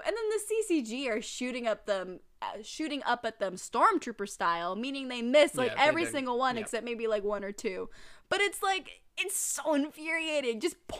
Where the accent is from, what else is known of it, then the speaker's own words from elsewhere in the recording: Arizona, United States; I grew up in Arizona.